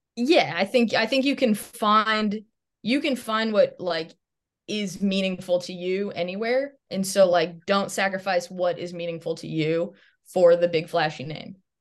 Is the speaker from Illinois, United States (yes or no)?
yes; Chicago, Illinois, United States; moved away as an adult; also born or lived in Dubuque, Iowa; growing up in Chicago